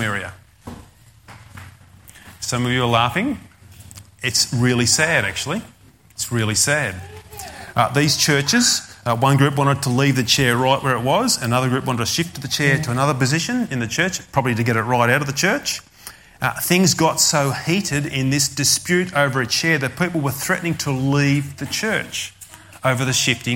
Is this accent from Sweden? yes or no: no; Australia; I'm an Australian